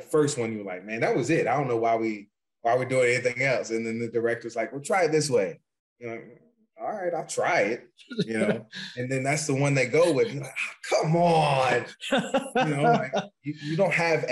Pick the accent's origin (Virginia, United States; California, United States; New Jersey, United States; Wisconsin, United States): Virginia, United States; now in New York, United States; We're both from the South. I'm from Virginia originally